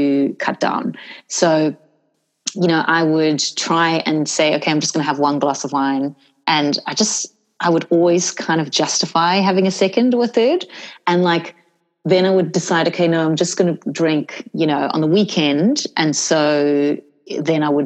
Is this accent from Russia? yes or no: no; South Africa; I grew up in South Africa